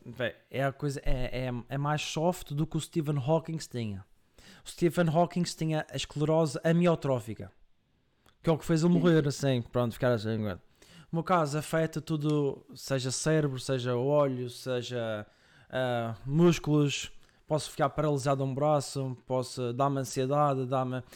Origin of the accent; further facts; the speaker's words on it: Madeira, Portugal; now in Coimbra, Portugal; eu sou madeirense, estou em Coimbra